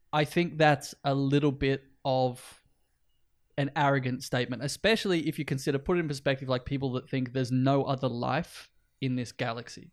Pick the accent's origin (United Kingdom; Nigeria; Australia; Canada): Australia; north coast of New South Wales; now in Iceland; we both grew up and spent time on the north coast of New South Wales in Australia